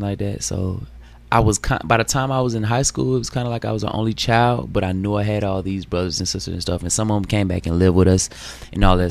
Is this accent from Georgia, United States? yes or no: yes; Atlanta, Georgia, United States; I'm from East Atlanta